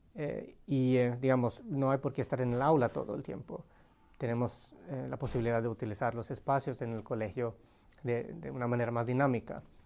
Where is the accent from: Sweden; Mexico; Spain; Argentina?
Sweden; moved away as an adult; also born or lived in Colombia; nací y crecí en Suecia con una mamá finlandesa